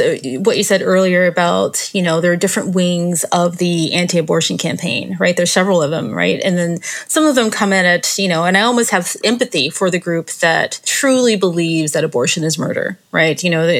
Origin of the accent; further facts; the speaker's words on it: Deep South, United States; my own childhood growing up in the Deep South.